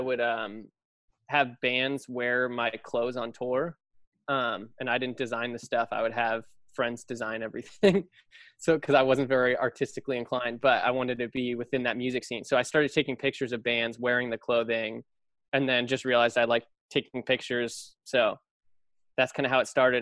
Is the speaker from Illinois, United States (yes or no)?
no; Los Altos, California, United States; moved away as an adult; now in New York, United States; I grew up in the Bay Area in Los Altos, um, right near Apple